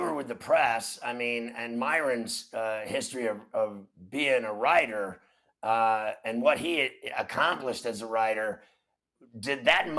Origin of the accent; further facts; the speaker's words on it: Pittsburgh, Pennsylvania, United States; as a kid growing up in Pittsburgh